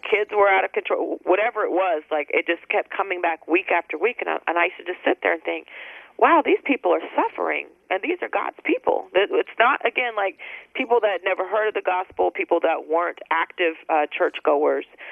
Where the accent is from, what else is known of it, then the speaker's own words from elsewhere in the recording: San Antonio, Texas, United States; moved away as an adult; also born or lived in Dallas; I moved from San Antonio, my hometown, after a divorce, and moved to Dallas